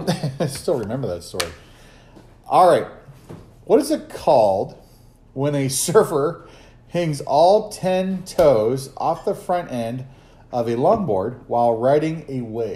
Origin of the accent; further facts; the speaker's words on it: Arizona, United States; I was from Arizona.